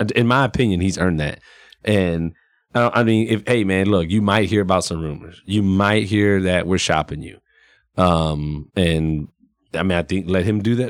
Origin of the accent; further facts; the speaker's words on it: San Antonio, Texas, United States; that's my hometown